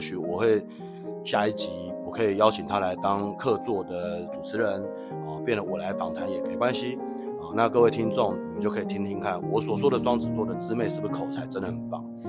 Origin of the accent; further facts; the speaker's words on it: Taiwan; 我们台湾人都叫做姨妈